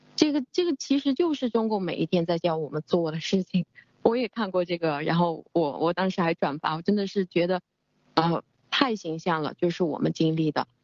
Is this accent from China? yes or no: yes; China; 我们中国人从小，其实我们所有接受的教育，呃，就是一个服从